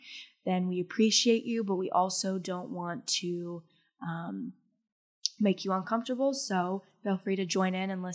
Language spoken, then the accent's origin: English; Bentonville, Arkansas, United States; I'm from Bentonville.